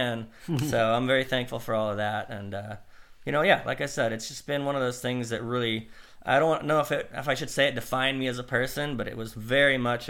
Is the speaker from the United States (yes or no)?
yes; Idaho, United States; I was from Idaho